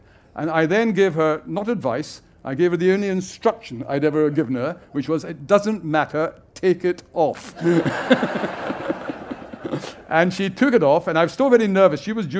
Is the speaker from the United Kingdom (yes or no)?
yes; Scotland, United Kingdom; as a Scot